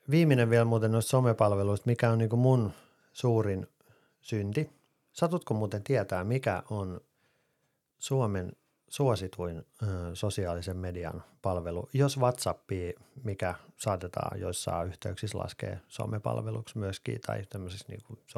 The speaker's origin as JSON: {"language": "Finnish", "country": "Finland", "first_language": "Finnish", "said": "Siis totta kai mä osaan englantia, mutta suomi on mun äidinkieli."}